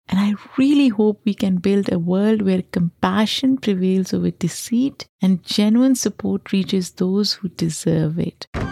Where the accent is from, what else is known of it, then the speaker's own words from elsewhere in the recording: Lahore, Punjab, Pakistan; now in New York, United States; I grew up in Pakistan